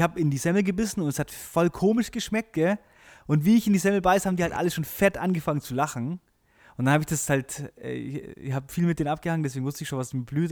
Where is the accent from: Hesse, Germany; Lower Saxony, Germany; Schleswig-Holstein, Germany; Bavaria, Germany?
Bavaria, Germany; Friedberg; ich bin in Friedberg groß geworden, das ist so ein, so ein kleines äh, Kaff zwischen, zwischen München und äh, Augsburg.